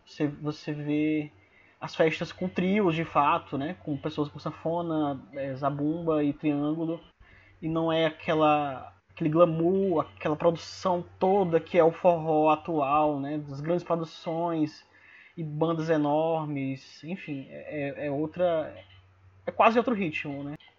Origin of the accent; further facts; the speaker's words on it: Northeast Region, Brazil; eu sou nordestino